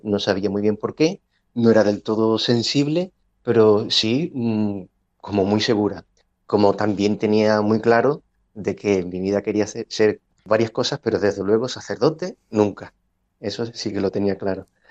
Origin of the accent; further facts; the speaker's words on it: Cádiz, Andalusia, Spain; moved away as an adult; also born or lived in Ávila; Yo hice la carrera de, medicina en Cádiz, pero la especialidad la hice en Ávila, eh, no pudiendo coger plaza en mi tierra